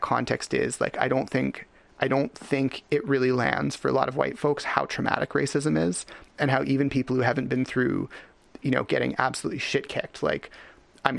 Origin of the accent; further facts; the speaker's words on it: Richmond, British Columbia, Canada; I was born in Richmond, BC in Canada